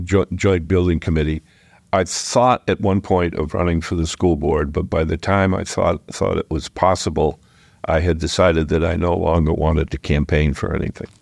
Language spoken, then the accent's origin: English; Exeter, New Hampshire, United States; now in Dover, United States; I grew up in Exeter and went to private school